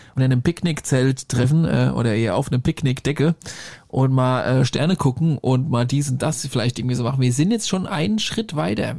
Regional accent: Germany; accent: Hessian-Bavarian, with Franconian and Bavarian; ich doch äh, leicht hessisch-bayerische Abstammung habe. Zumal ich da auch noch was Fränkisches und was Bayerisches drin habe.

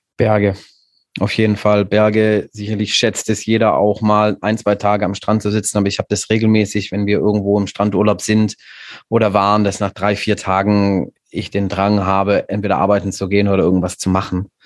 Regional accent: Stuttgart, Baden-Württemberg, Germany; now in Viernheim, Germany; ich bin in Stuttgart geboren und aufgewachsen

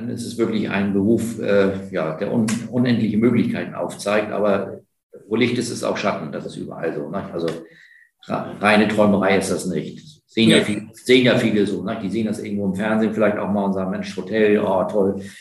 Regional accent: Heidelberg, Baden-Württemberg, Germany; ich bin auch in Heidelberg aufgewachsen

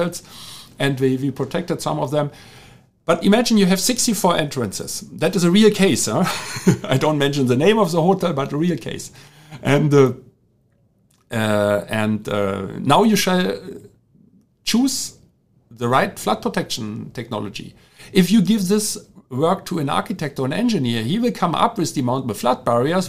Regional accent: Germany; accent: German; English is a second language; my German accent

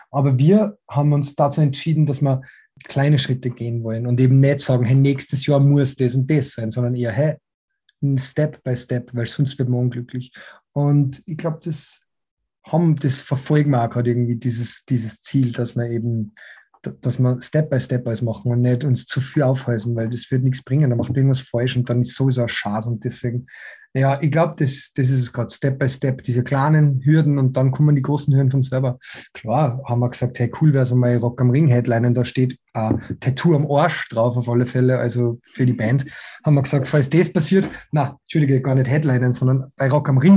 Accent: Salzburg, Austria; dann Bootcampen in Salzburg und ich sehe meine Familie und so, bin ja aus Salzburg.

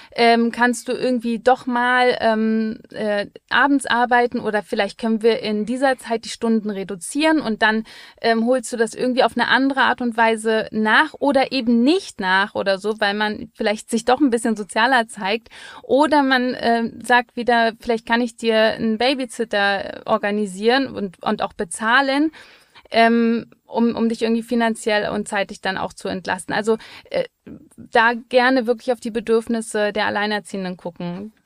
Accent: Berlin, Germany; als Berlinerin, wir zahlen ja nichts

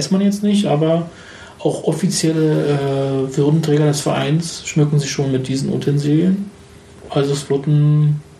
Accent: Berlin, Germany; Ja, Erfurt als Berliner kann ich schon sagen.

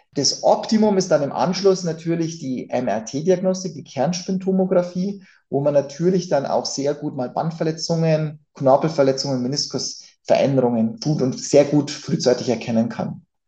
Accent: Germany; bei uns in Deutschland

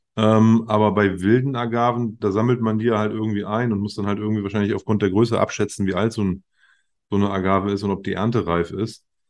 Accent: Germany; als Deutscher

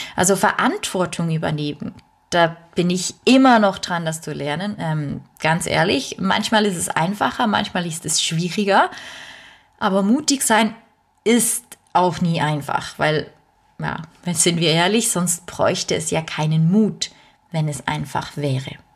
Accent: Bernese German, Switzerland; accent: Bernese German (Berndeutsch); first language Bernese German; German is a second language; Ich bin Schweizerin ich weiß, man hört es nicht immer direkt auf den äh, ersten auf den ersten Blick ist falsch, auf die erste, aufs erste Hinhören. Aber normalerweise spreche ich Berndeutsch

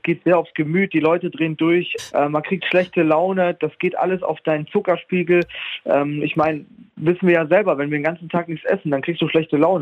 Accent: Munich, Bavaria, Germany; moved away as an adult; now in Switzerland; ich vermisse schrecklich meine Heimat München, also auch Bayern und so. Also ich komme ja aus Bayern, München

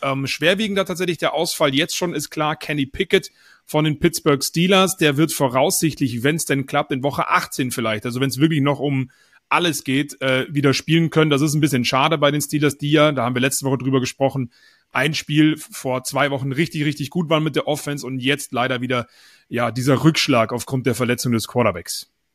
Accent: Bavaria, Germany; bei uns in Bayern

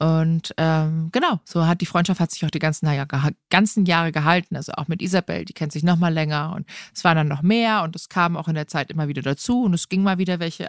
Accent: Rottach-Egern, Bavaria, Germany; ich bin hier am Tegernsee groß geworden, in Rottach-Egern

